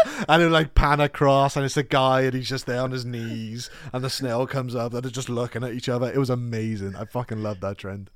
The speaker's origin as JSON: {"language": "English", "town": "Cardiff", "region": "Wales", "country": "United Kingdom", "said": "I told her I was from Cardiff"}